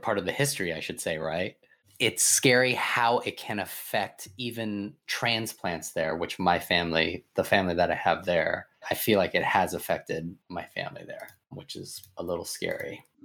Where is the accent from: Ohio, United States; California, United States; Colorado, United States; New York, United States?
California, United States; Sacramento; growing up in Sacramento, where it was predominantly white